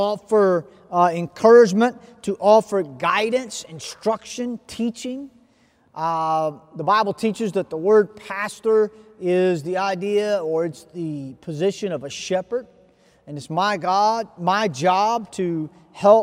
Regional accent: United States; I come from America.

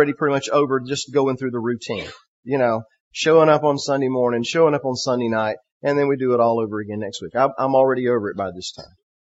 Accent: South Georgia, United States; moved away as an adult; also born or lived in Central Florida; We were raised in Georgia, South Georgia, and we ended up in Central Florida

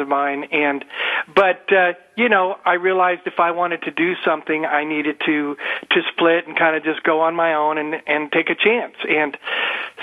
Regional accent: Bay Area, San Francisco, Oakland, California, United States; moved away; also born or lived in Seattle, United States / Los Angeles, United States; I grew up in the Bay Area, San Francisco, Oakland, Bay Area

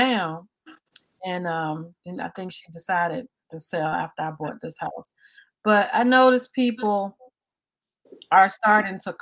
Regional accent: Highland Park, United States; also born or lived in Savannah, Georgia; beautiful houses like the ones I grew up in Highland Park.

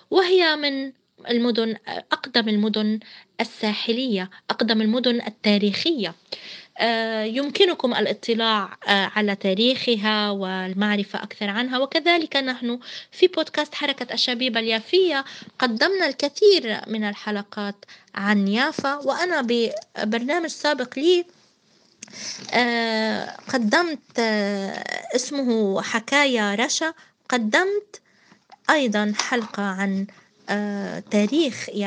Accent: Palestine; نحن كشعب فلسطيني لسنا كود لسنا رقم لسنا رمز لكي تصنفونا 48 أو 67 أو ضف غزة إلى آخره القدس

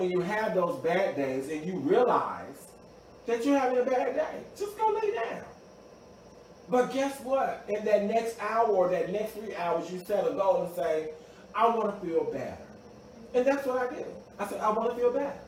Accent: Mississippi, United States; also born or lived in Washington, D.C.; now in Maryland, United States; I'm originally from Mississippi.

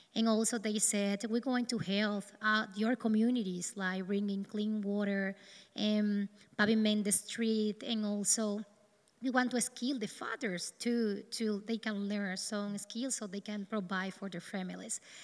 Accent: east of the country, Dominican Republic; English is a second language; also born or lived in north of the Dominican Republic; I'm from the Dominican Republic. I born in the north of the country, but due to the lack of jobs and work for my parents, we moved to the east

